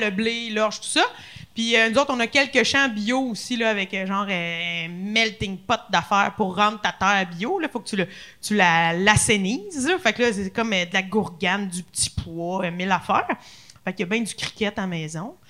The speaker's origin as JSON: {"language": "French", "town": "Louiseville", "region": "Quebec", "country": "Canada", "tie": "born or raised there", "also_born_or_lived": "Lanaudière", "said": "je viens de la Naudière"}